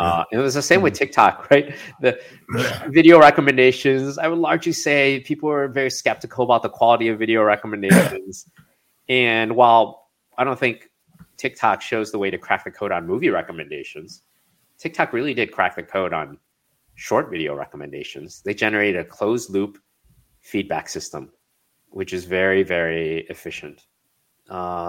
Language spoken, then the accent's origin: English; Chicago, Illinois, United States; now in California, United States; So I grew up in Chicago